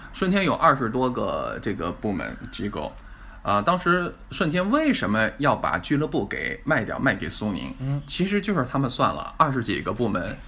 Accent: China; 我们中国人

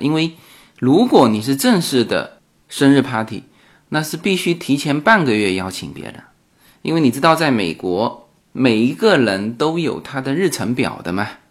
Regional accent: Fuzhou, Fujian, China; moved away as an adult; now in Los Angeles, United States; 我们福州那边就传统就有这种，这种在家里办宴席的，呃，这个习俗

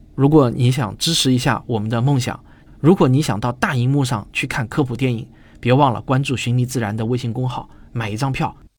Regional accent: Shaoxing, Zhejiang, China; also born or lived in Hangzhou; now in Shanghai, China; 我老家呢是绍兴的，绍兴离杭州很近

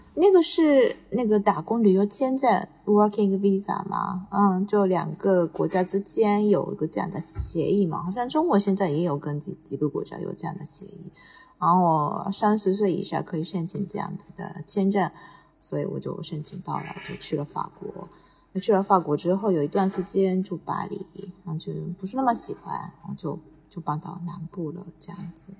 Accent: Tokyo, Japan; 小时候是在，那个也是在东京长大的嘛，就比较习惯这个氛围

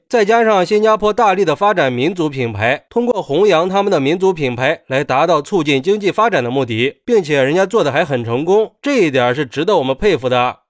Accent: China; 作为一个中国人

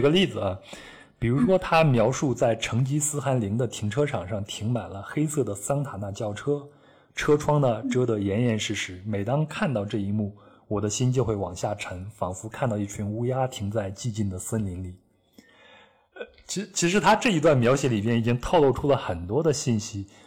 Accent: Henan, China; 小时候生活在河南山区的小孩子

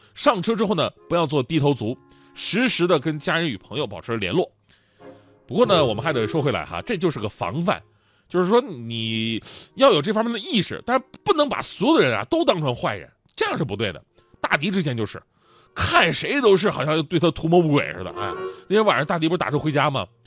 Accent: Changchun, Jilin, China; 我上初中那会儿，就是在我们长春那边儿

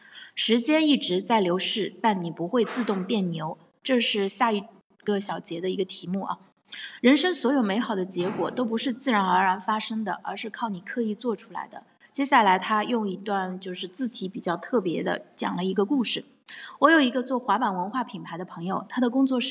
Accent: Tai'an, Shandong, China; 在我的老家山东泰安这个四线城市，生活成本也越来越高，某些方面比一线城市还高。

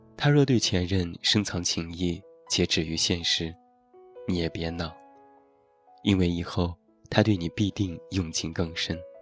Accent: Taiyuan, Shanxi, China; 现在在我的家乡山西太原

